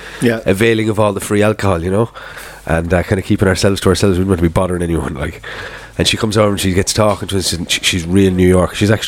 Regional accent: Kerry, Munster, Ireland; I'm from Kerry, down the southwest of Ireland.

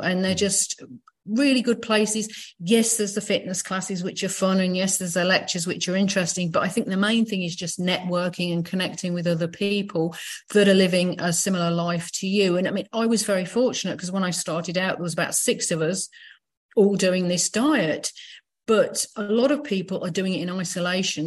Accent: Leicester, East Midlands, United Kingdom; moved away; I was back in my hometown of Leicester in the UK

